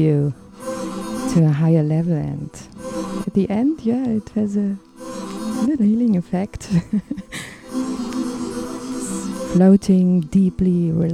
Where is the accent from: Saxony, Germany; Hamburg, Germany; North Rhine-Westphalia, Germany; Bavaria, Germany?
Saxony, Germany; Dresden; I come from the Dresden area in Saxony in Germany, the deep east of Germany